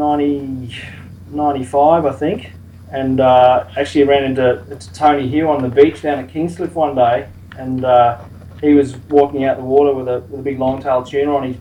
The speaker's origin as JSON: {"language": "English", "town": "Cape Town", "region": "Western Cape", "country": "South Africa", "tie": "born or raised there", "moved": "yes", "said": "I was actually born and brought up in South Africa."}